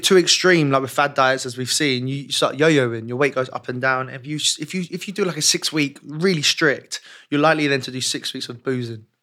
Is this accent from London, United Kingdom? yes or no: yes; London, United Kingdom; I was obviously born and raised in West London